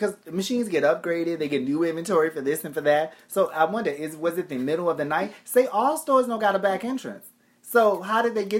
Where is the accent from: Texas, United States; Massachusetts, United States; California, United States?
Massachusetts, United States; Boston; when we grew up in Boston, we had a bodega on the corner.